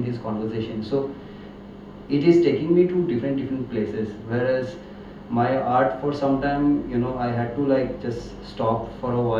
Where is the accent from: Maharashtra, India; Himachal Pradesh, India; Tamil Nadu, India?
Himachal Pradesh, India; McLeod Ganj; I'm from Himachal. Yeah, from Macrodganj